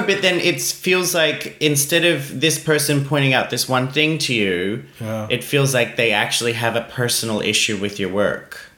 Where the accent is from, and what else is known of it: Australia